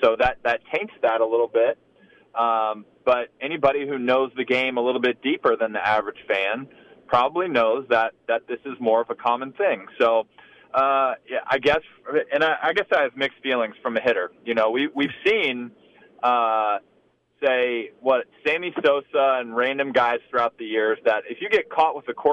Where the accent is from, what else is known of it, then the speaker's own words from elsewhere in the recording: Texas, United States; growing up in Texas